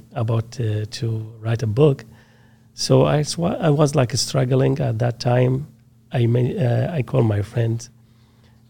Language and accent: English; Habbaniyah, Al Anbar, Iraq; English is a second language; moved away as an adult; also born or lived in Mosul / Baghdad; now in United States; I grew up in Habaniya Air Base. They call it Tammuz Air Base. From 1963 till 1976, you moved to Baghdad